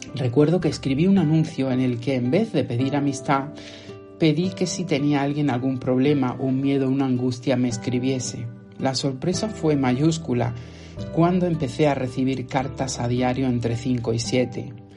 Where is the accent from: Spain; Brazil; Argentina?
Spain; Motril, Andalusia; mi ciudad natal, Motril